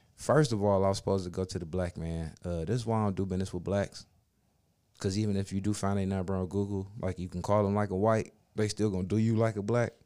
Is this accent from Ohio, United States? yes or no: yes; Cleveland, Ohio, United States; we from Cleveland, boy